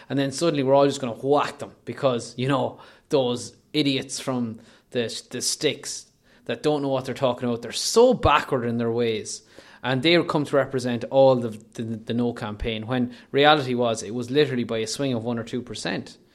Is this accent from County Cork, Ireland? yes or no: no; Leitrim, Ireland; I'm I'm I am technically from South Leitrim, but from whatever we're nominally, we voted in North Leitrim.